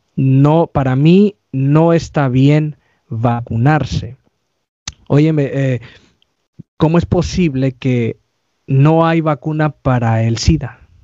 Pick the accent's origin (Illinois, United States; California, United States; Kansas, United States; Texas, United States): California, United States; soy aquí de California